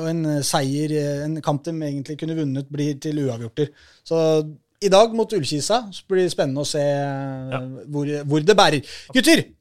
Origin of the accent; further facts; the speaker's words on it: Oslo, Norway; det blir kanskje avslørt her på at jeg er fra Oslo